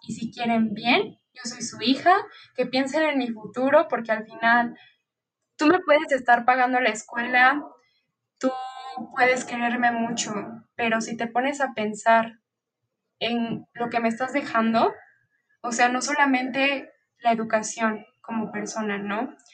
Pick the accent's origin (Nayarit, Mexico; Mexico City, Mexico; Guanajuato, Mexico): Mexico City, Mexico; Yo nací y vivo aquí en la Ciudad de México